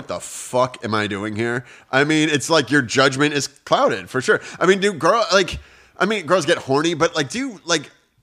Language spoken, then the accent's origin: English; Virginia, United States; accent: American stoner accent; also born or lived in Australia; I'm from Virginia. It's a pretty conservative state